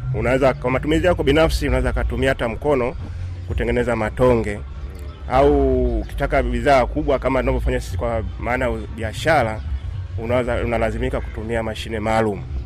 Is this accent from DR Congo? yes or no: no; Dar es Salaam, Tanzania; kule kwetu Dar es